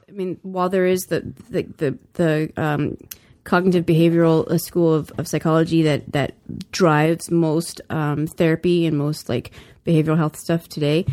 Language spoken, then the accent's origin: English; the South, United States; now in California, United States; I grew up in the South